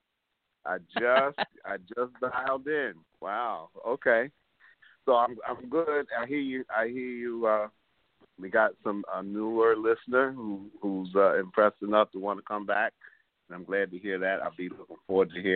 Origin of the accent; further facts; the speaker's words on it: New York City, New York, United States; I'm from Harlem. I used to be able to walk to the Apollo Theater.